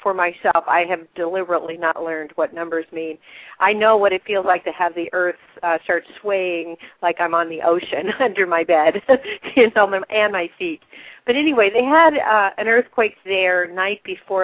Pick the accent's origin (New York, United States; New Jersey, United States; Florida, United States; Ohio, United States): Ohio, United States; moved away; also born or lived in Wisconsin; when I was a little kid living in Ohio